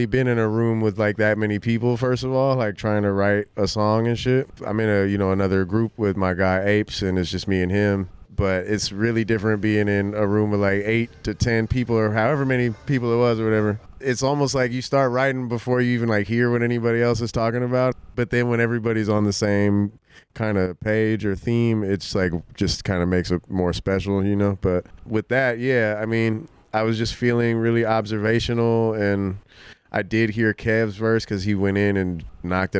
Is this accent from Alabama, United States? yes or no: no; Oakland, California, United States; I'm from Oakland, California